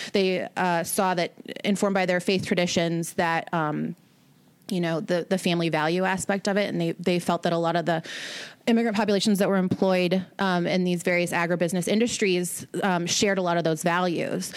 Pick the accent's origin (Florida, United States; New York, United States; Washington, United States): Washington, United States; Seattle; moved away; I'm from Seattle originally